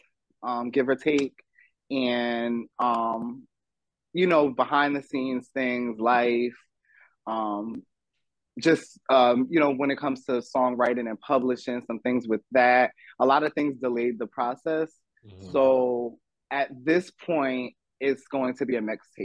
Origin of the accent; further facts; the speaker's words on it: Ocean Township, New Jersey, United States; also born or lived in The Bronx; I was born in Central Jersey, Monmouth County, Asbury Park area. Went to Ocean Township High School, born and raised in Ocean Township, a little, town in Central Jersey